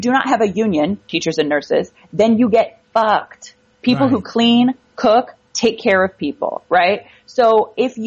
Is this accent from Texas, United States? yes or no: no; Orange County, California, United States; Orange County, California, where I grew up